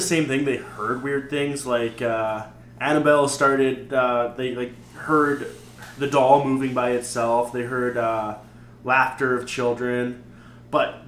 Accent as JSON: {"language": "English", "country": "Canada", "said": "We're Canadian."}